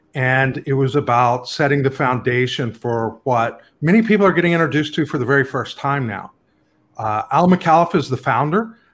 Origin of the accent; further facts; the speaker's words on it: Lubbock, Texas, United States; I grew up in Lubbock, Texas